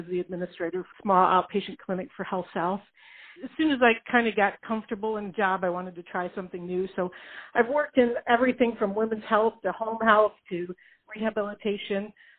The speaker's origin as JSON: {"language": "English", "region": "Michigan", "country": "United States", "said": "I'm from Michigan. I attended Michigan State University and then Central Michigan University for my master's degree."}